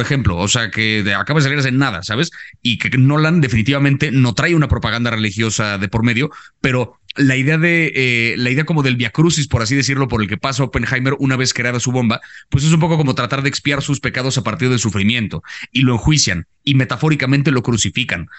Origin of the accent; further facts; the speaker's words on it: Mexico; creciendo en México